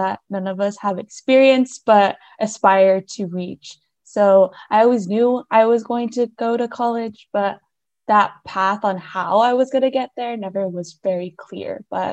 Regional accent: Hermiston, Oregon, United States; I'm originally from Hermiston, Oregon, which is about 4 hours east of our Corvallis campus.

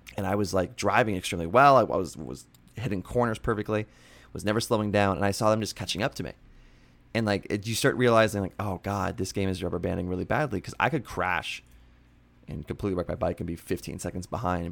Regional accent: Pennsylvania, United States; my hometown in Pennsylvania

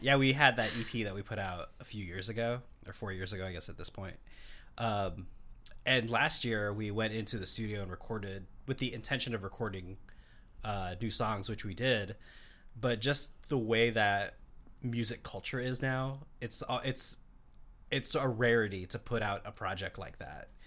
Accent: Seattle, Washington, United States; I grew up here in Seattle

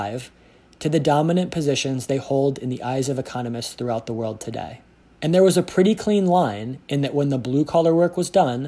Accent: Pittsburgh, Pennsylvania, United States; my hometown, Pittsburgh, Pennsylvania

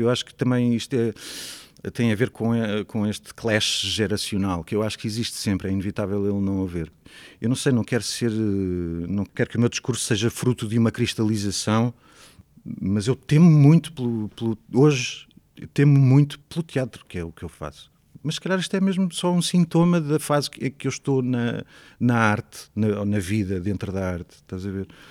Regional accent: Torres Vedras, Lisbon, Portugal; moved away as an adult; also born or lived in Coimbra; eu cresci em Torres Vedras. Eu nasci em Lisboa, vivi em Coimbra de 1 aos 5 anos, depois fui, os meus pais foram para Torres Vedras, portanto eu cresci em Torres Vedras

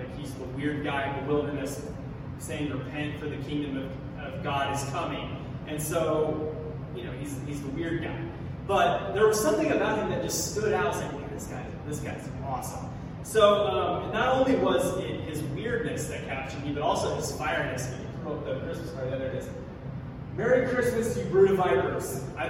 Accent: Missouri, United States; moved away as an adult; now in Philadelphia, United States; I'm originally from Missouri, and if anybody knows where Missouri is, it's a long ways from here. But yeah, so I grew up in Missouri, lived there pretty much my whole life until the last few years. We moved to Philly a little over 2 years ago

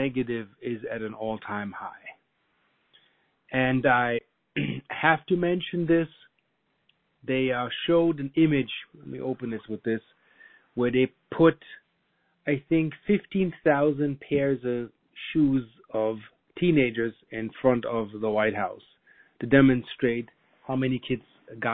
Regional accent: Germany; now in United States; I'm half German. I grew up in Germany

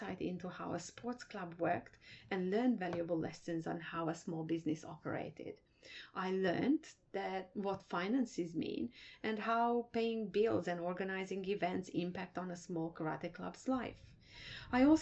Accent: Transylvania, Romania; moved away as an adult; I was born in Transylvania, now part of Romania. Even my birth was a defiant act on my parents' part because we belong to the biggest minority in Romania, being Hungarians.

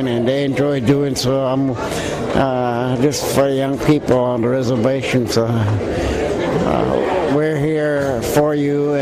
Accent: Warm Springs, Oregon, United States; I'm from Warm Springs, Oregon.

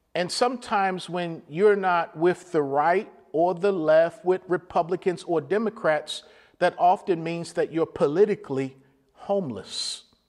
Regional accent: Baltimore, Maryland, United States; Growing up in Baltimore

